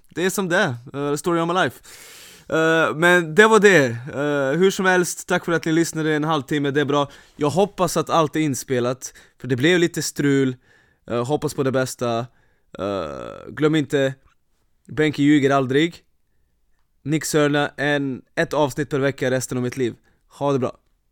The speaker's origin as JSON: {"language": "Swedish", "town": "Vršac", "region": "Vojvodina", "country": "Serbia", "tie": "born or raised there", "moved": "yes", "lives_now": "Sweden", "said": "min hemstad Vrshats"}